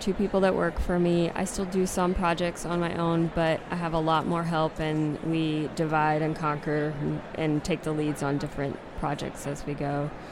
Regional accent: South Carolina, United States; moved away; I'm originally from South Carolina

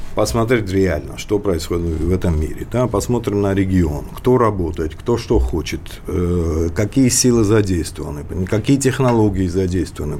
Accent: Georgia; как а грузин

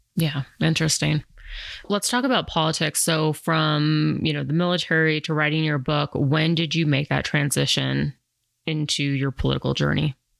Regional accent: Colorado, United States; also born or lived in New York City; growing up in Colorado where there wasn't like that many different ethnicities

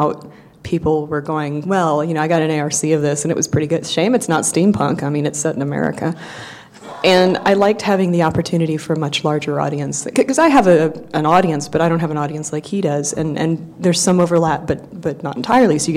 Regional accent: Gulf Coast, United States; also born or lived in Tennessee; now in Seattle, United States; I grew up on the Gulf Coast myself

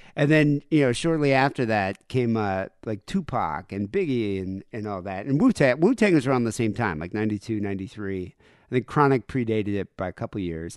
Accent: South Africa; moved away; I grew up in South Africa

